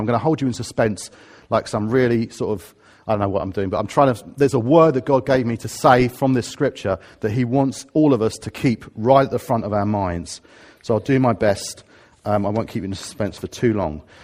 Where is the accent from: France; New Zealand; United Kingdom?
United Kingdom; Harrow, London; now in Watford, United Kingdom; I'm a Harrovian. I come from Harrow, or I'm a Watfordian, 'cause that's where I happen to live